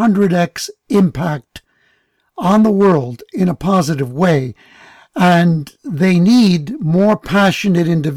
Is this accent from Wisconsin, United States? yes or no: no; New York City, New York, United States; moved away; having grown up in the Bronx